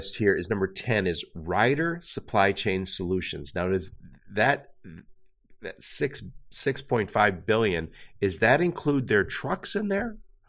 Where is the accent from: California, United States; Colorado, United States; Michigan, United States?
Michigan, United States; Detroit; I'm from the Detroit area.